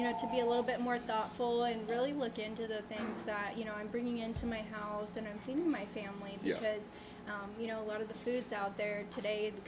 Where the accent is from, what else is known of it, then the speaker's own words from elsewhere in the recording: Defiance, Ohio, United States; now in Oceanside, United States; I was actually born and raised in Defiance, Ohio, which is a really small town